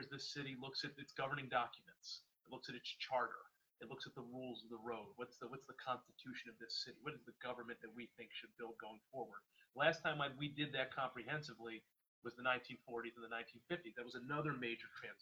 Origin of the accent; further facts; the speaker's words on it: Philadelphia, Pennsylvania, United States; I was born in the Philadelphia of the 1980s, grew up in the Philadelphia of the 80s and 90s